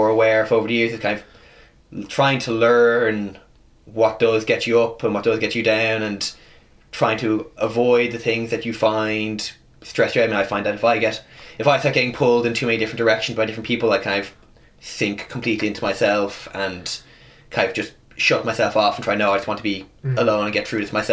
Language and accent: English; United States